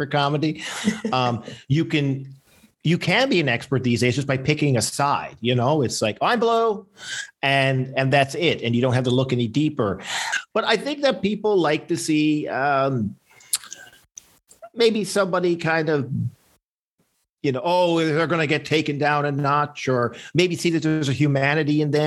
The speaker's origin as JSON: {"language": "English", "region": "Newfoundland and Labrador", "country": "Canada", "tie": "born or raised there", "said": "when I was growing up in Newfoundland"}